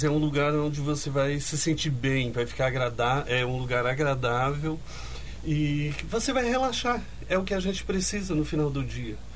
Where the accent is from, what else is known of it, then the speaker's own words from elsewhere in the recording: Paraná, Brazil; Eu vim lá do Paraná e a Dilce me contando que tinha esse espaço e tal.